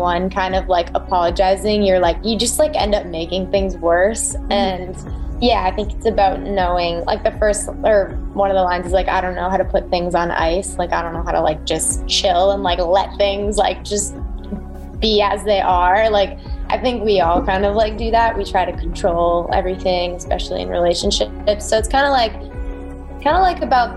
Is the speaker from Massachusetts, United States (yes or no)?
yes; outside of Boston, Massachusetts, United States; moved away as an adult; also born or lived in North Carolina; now in California, United States; I'm from the East Coast. So I was born just outside of, or I'm from outside of Boston, Massachusetts